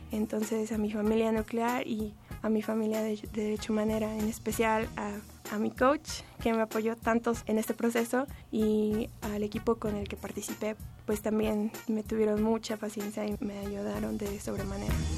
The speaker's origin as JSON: {"language": "Spanish", "country": "United States", "tie": "born or raised there", "moved": "yes", "lives_now": "Mexico City, Mexico", "said": "Mi familia fue migrante en Estados Unidos y pues cuando creces allá en un país diferente"}